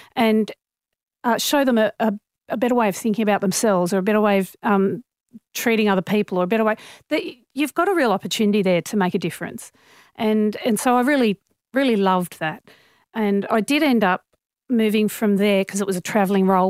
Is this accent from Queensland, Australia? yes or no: no; Sydney, New South Wales, Australia; I grew up in Normanhurst, so that's in the northwestern suburbs of Sydney, so very suburban area